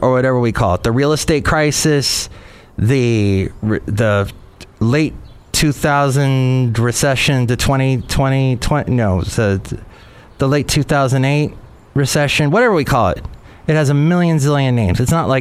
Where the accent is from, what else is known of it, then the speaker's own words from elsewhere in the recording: Southern California, United States; moved away as an adult; also born or lived in Huntsville, Alabama; now in Bay Area, United States; I grew up in California, in Southern California